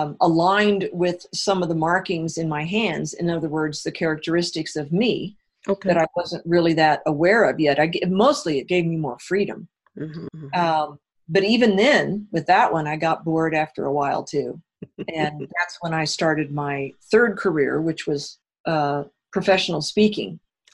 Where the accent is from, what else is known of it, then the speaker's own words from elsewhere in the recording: Illinois, United States; Yep. I sure was. A small town way down south.